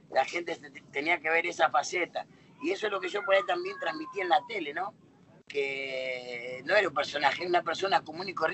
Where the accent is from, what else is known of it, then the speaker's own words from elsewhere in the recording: Buenos Aires, Argentina; also born or lived in Villa Fiorito, Buenos Aires Province; De los 8 a los 15 eh, viví en Lugano y Yo, mi ah. infancia en sí, todo lo hice en Lugano